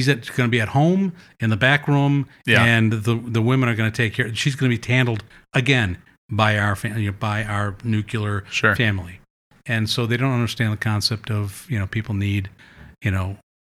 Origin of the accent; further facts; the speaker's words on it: Midwest, United States; You know, we came from the Midwest and, you know, just, you know, the typical Midwestern person was just, you know, we do have very conservative values.